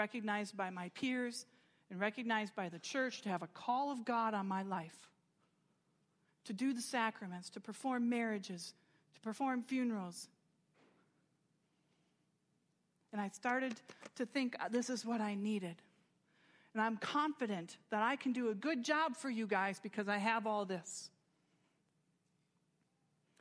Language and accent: English; United States; I'm proud to be American and I'm grateful for it